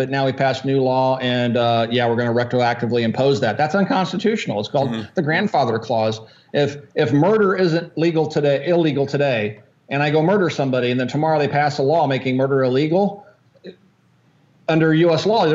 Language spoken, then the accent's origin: English; Kansas, United States; when I grew up in Kansas